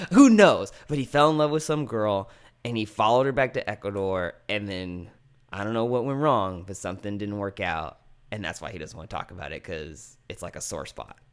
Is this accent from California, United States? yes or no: yes; American Canyon, California, United States; When I was growing up in American Canyon, which, as you're gonna let everyone know, is not the Napa Valley